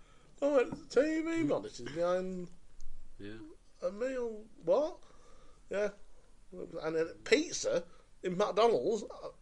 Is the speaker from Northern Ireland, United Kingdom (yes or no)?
no; Oldham, North West England, United Kingdom; I'm from Oldham